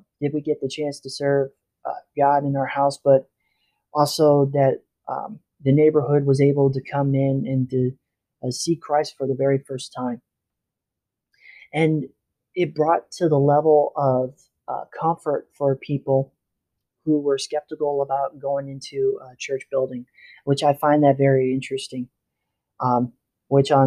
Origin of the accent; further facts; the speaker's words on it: Illinois, United States; I was born in Illinois, where I grew up with my mom and dad and my family